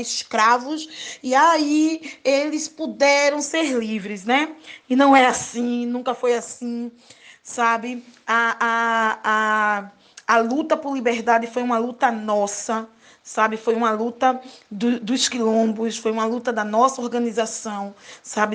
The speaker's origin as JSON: {"language": "Portuguese", "town": "Recife", "region": "Pernambuco", "country": "Brazil", "said": "Sou aqui de Recife é, bem periférica do bairro da Água Fria"}